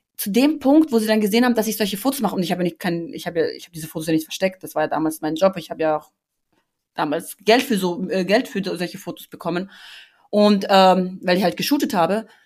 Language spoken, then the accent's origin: German; Austria; ich bin in Österreich groß geworden